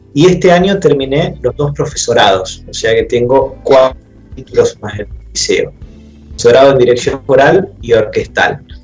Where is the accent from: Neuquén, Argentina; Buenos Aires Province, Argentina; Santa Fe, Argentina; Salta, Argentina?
Santa Fe, Argentina; eso me llevó a los 11 años a entrar a la carrera de piano a un conservatorio de Santa Fe